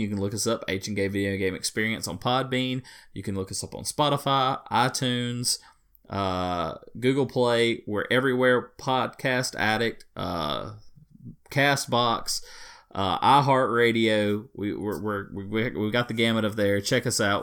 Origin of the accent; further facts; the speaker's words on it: Deep South, United States; accent: deep Southern; I'm a deep Southerner guy, so you just have to forgive me on my accent.